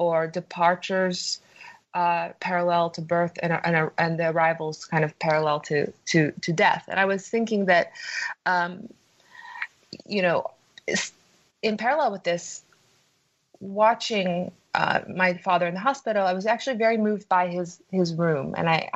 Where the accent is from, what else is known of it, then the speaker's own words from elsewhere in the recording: Tokyo, Japan; moved away; I was born in Tokyo, Japan, and I spent my early childhood there